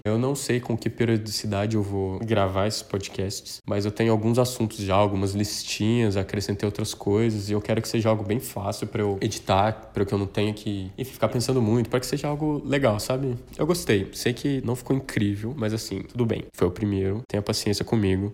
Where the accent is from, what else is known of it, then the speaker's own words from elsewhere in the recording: southern Minas Gerais, Brazil; moved away as an adult; now in São Paulo, Brazil; eu já disse que sou do sul de Minas, mas mudei para São Paulo em 2014